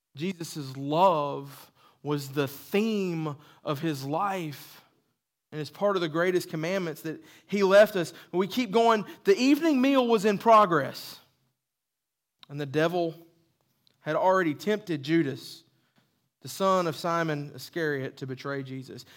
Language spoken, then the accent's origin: English; the South, United States; accent: southern; That was my southern accent